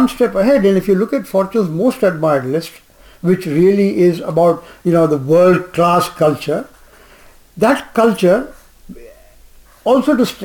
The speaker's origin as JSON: {"language": "English", "town": "Jamshedpur", "region": "Jharkhand", "country": "India", "tie": "born or raised there", "said": "I grew up in Jamshedpur"}